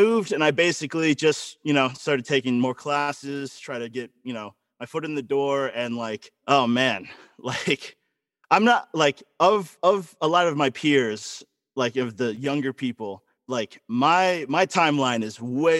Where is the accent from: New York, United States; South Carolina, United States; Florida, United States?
Florida, United States; I was born in Florida, you know, like the dangly part of America.